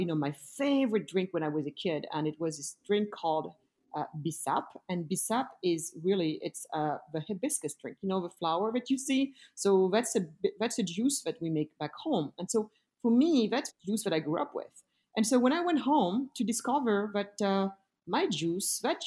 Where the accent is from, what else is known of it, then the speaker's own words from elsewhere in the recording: Senegal; also born or lived in Germany / France; now in United States; I am originally from Senegal, the west coast of Africa.